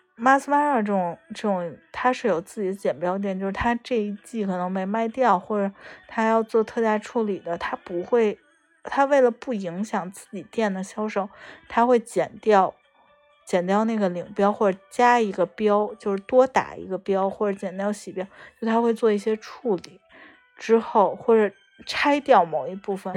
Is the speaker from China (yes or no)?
yes; China; 我们中国人